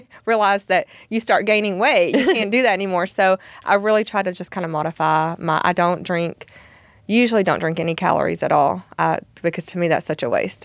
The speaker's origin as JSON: {"language": "English", "region": "Alabama", "country": "United States", "moved": "yes", "lives_now": "Texas, United States", "said": "I'm originally from Alabama"}